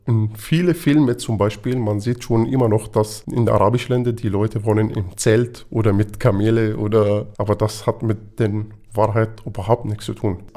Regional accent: Damascus, Damascus Governorate, Syria; German is a second language; moved away; Also ich komme ursprünglich aus Damaskus, von Mittelstadt, aber ich bin schon im Umfeld von Damaskus gewohnt oder den Umgebung von Damaskus gewohnt

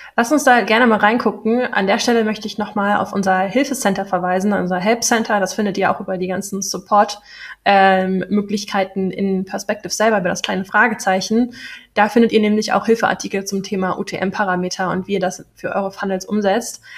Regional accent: Berlin, Germany; moved away; ich bin in Berlin geboren, ich komme aus Berlin

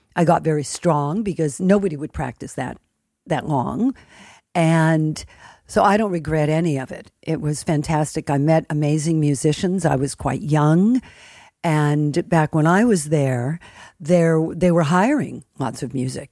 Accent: United States; as an American

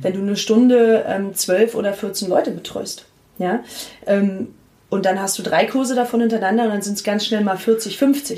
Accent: Potsdam, Brandenburg, Germany; also born or lived in Berlin; ich bin von Berlin dann nach Potsdam zurückgezogen nach meinem Studium, weil ich mich da äh, mit meiner Heimat sehr verbunden gefühlt habe

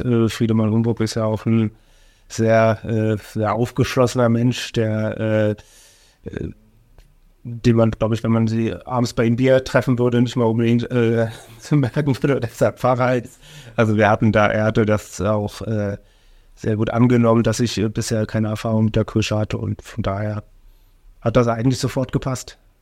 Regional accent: Oranienburg, Brandenburg, Germany; also born or lived in Gera; ich bin aufgewachsen in der Mittelstraße, in der Platte.

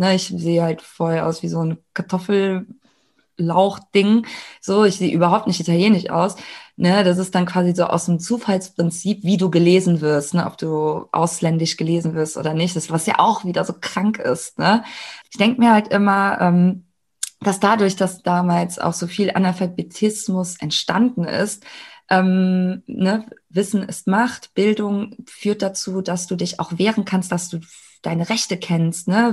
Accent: Germany; ich bin ja in Deutschland geboren, ich habe hier ganz normal, äh, bin ich hier zur Schule gegangen

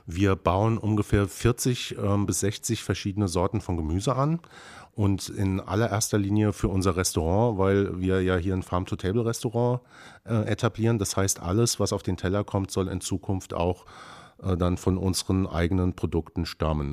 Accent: near the Lorelei, Rhineland-Palatinate, Germany; moved away as an adult; now in Brandenburg, Germany; ich komme ganz ursprünglich vom Rhein, äh, in der Nähe der schönen Lorelei. Bin da sozusagen, ähm, als Winzerkind aufgewachsen

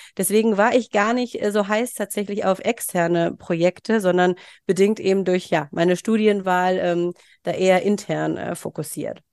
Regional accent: Mönchengladbach, North Rhine-Westphalia, Germany; moved away as an adult; also born or lived in Bielefeld; komme gebürtig aus Mönchengladbach und bin inzwischen auch wieder ähm, dorthin zurückgezogen

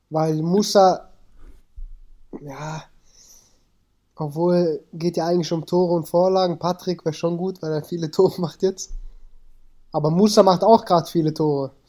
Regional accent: Germany; born there; Also ich bin äh, Afghane, meine Wurzeln komplett, bin aber in Deutschland geboren und meine Eltern sind mit 18, 19 geflüchtet nach Deutschland.

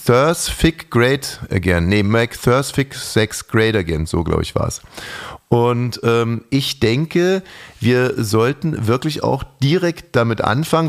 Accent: Bavaria, Germany; also ich komme aus Bayern

